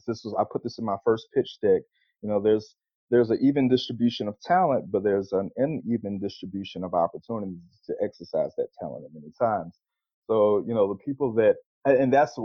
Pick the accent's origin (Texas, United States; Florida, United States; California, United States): Florida, United States; Pensacola; now in Atlanta, United States; I grew up in Pensacola, Florida